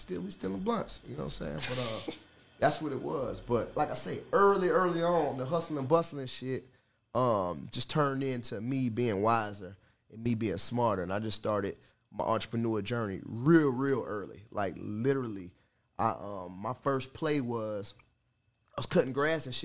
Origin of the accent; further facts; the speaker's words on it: Atlanta, Georgia, United States; also born or lived in New York; So I've been in Atlanta since middle school, so it's home